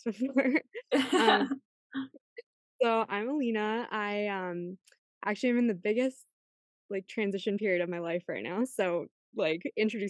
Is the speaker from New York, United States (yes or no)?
yes; Rochester, New York, United States; moved away as an adult; also born or lived in Boston; moving back to my hometown, which is Rochester, New York.